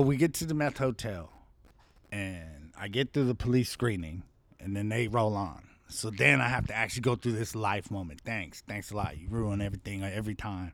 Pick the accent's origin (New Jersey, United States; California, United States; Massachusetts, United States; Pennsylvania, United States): California, United States; Compton; also born or lived in Hollywood, Los Angeles / Henderson; we lived in Compton.